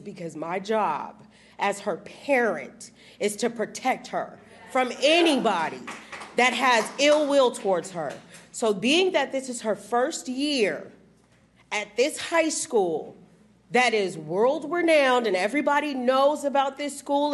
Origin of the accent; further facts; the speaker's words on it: Texas, United States; moved away; also born or lived in California; I'm from Texas